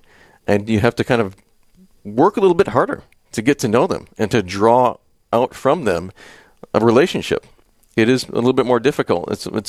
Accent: Wisconsin, United States; now in Minnesota, United States; I mean, I grew up in Western Wisconsin, so I'm very familiar with this climate and with this sort of attitude.

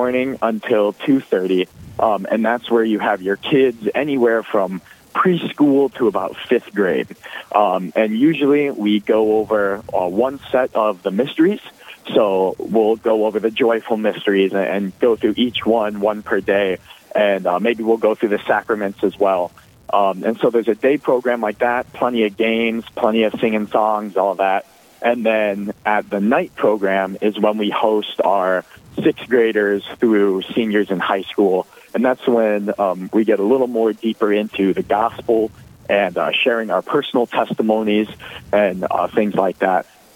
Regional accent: Elk Point, South Dakota, United States; I'm from Elk Point, South Dakota, so about as southeast as you can get in the state.

